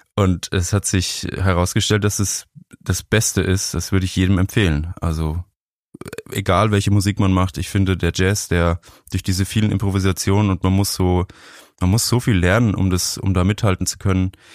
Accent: Franconia, Bavaria, Germany; Ich bin in Bayern groß geworden, also in Franken eigentlich.

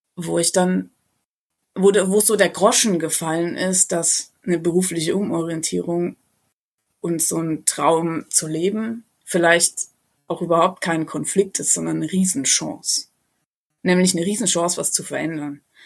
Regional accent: a small village near Ingolstadt, Bavaria, Germany; bin ich äh, ganz ursprünglich aus einem kleinen Dorf in der Nähe von Ingolstadt

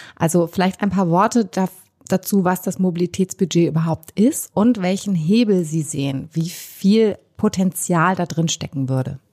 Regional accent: Hamburg, Germany; in meiner Heimatstadt Hamburg

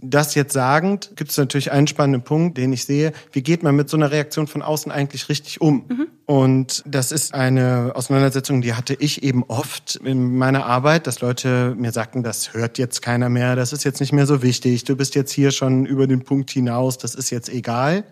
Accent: Solingen, North Rhine-Westphalia, Germany; Ich bin in Solingen aufgewachsen

